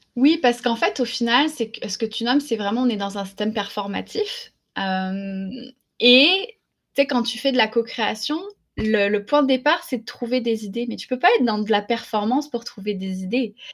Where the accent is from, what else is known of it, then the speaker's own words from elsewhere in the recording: France; moved away as an adult; now in Quebec, Canada; je ne suis pas québécoise, je suis, euh, je française. J'ai émigré au Québec en 2002